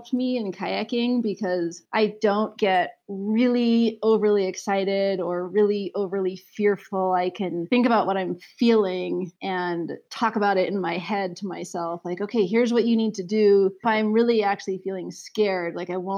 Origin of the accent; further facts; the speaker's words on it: Aspen, Colorado, United States; we grew up in Aspen, Colorado